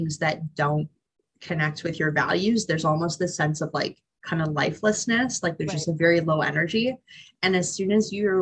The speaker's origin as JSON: {"language": "English", "town": "Barrie", "region": "Ontario", "country": "Canada", "tie": "born or raised there", "also_born_or_lived": "Hamilton, Ontario", "said": "I grew up in Barrie"}